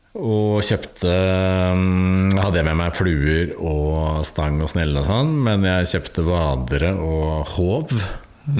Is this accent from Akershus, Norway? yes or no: yes; Bærum, Akershus, Norway; der jeg vokste opp i Bærum